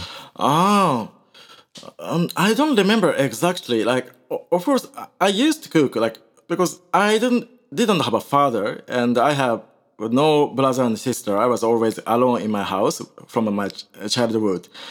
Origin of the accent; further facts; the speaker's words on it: Osaka, Japan; English is a second language; also born or lived in Kolkata, India; after I came back to, uh, my hometown, Osaka